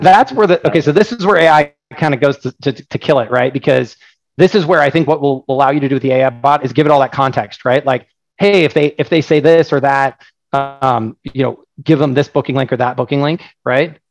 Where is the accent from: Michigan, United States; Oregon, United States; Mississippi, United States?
Oregon, United States; I'm from Oregon